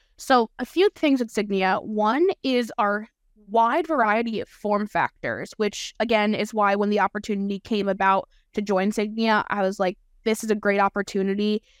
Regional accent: Allentown, Pennsylvania, United States; also born or lived in Florida; my hometown V A in Allentown

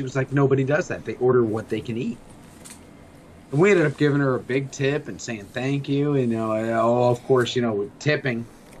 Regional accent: Arizona, United States; also born or lived in New York; okay, well, I grew up in New York, raised in Arizona.

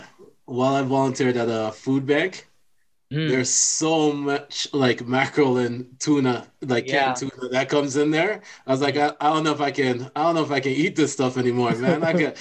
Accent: Jamaica; And as a Jamaican, we know that tree could either be a tree that's standing or the number.

